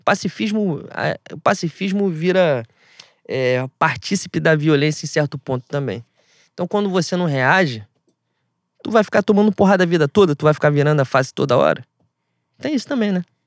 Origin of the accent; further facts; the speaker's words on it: Rio de Janeiro, Brazil; a gente é carioca